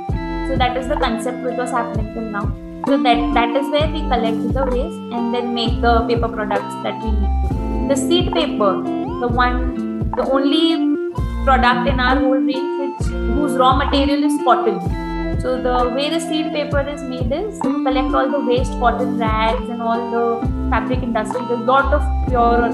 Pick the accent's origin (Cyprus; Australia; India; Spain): India; as a Indian